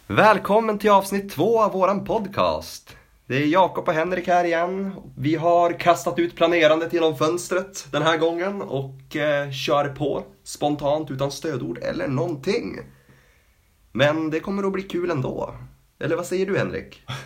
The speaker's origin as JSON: {"language": "Swedish", "region": "Norrland", "country": "Sweden", "said": "som norrlänning"}